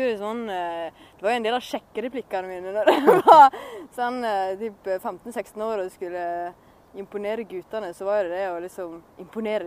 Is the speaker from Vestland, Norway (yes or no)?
yes; Håndalen, Sogn og Fjordane, Vestland, Norway; Jeg er fortsatt fra Håndalen, og jeg er fortsatt fra Sogn og Fjordane.